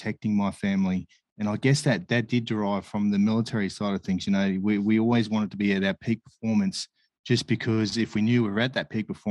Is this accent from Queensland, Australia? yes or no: yes; Brisbane, Queensland, Australia; moved away as an adult; also born or lived in Sydney; I grew up in Brisbane and, did all my schooling throughout Brisbane